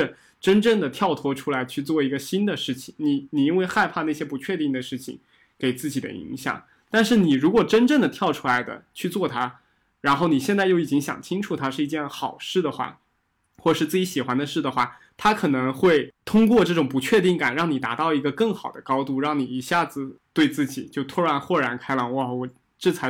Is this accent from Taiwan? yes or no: no; Fujian, China; 尤其我是福建人，因为我之之前的一些老一辈大大部分做生意的，他们其实有一种非常好的心态，他们很敢于去面对风险。